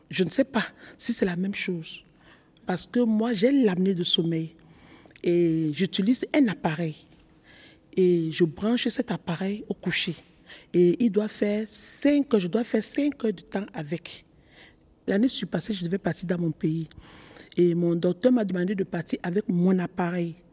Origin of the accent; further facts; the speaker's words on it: Cameroon; dans mon pays, je suis camerounaise, euh, dans mon pays, il y a un mec qu'on appelle le, le coquille.